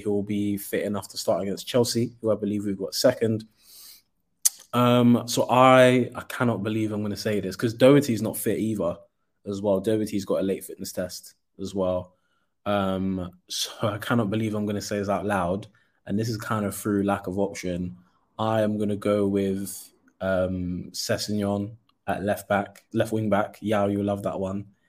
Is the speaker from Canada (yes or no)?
no; Nigeria; being a Nigerian